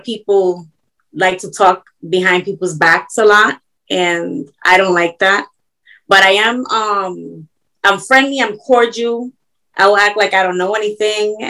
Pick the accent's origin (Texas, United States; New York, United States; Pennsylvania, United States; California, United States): New York, United States; New York City; now in Florida, United States; I was born in New York